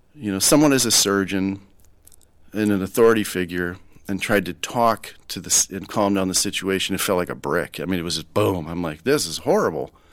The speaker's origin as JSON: {"language": "English", "town": "Rochester", "region": "Minnesota", "country": "United States", "tie": "born or raised there", "said": "I'm born and raised in Rochester, Minnesota"}